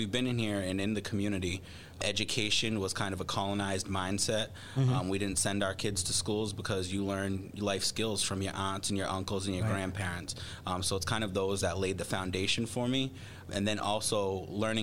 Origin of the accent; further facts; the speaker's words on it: Mashpee, Massachusetts, United States; I'm from Mashpee.